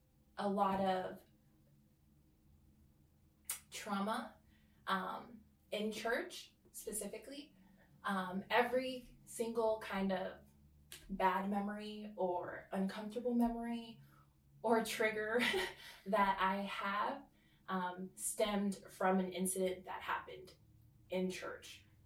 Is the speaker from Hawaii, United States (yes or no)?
yes; Oahu, Hawaii, United States; also born or lived in California / American Samoa; I grew up in California, Oahu. I grew up and American Samoa. So I kind of moved literally to all three places every so often. But Hawaii is home to me. I am full Samoan though, just to be clear.